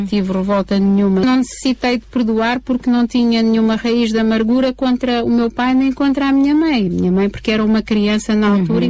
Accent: Covilhã, Castelo Branco, Portugal; Nós éramos da Beira Baixa, eh, eu nasci na, no Hospital da Covilhã.

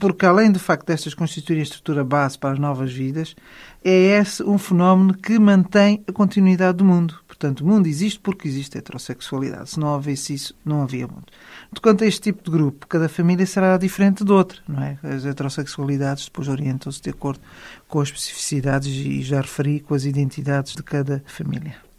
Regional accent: Portugal; todos nós somos portugueses

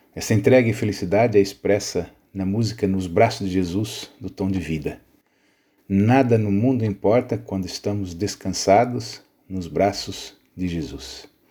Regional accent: Brazil; now in Portugal; eu nasci no Brasil

